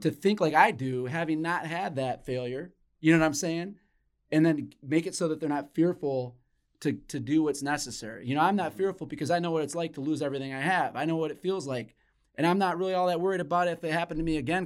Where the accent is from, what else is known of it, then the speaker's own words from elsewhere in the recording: Flint, Michigan, United States; when I was growing up as a kid in Flint, Michigan